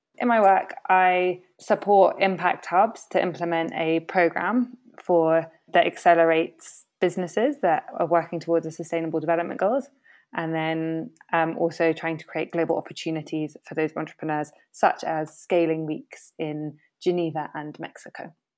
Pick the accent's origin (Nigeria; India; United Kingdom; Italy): United Kingdom; now in Latin America; myself being British, a woman of color, but a British passport holder, British educated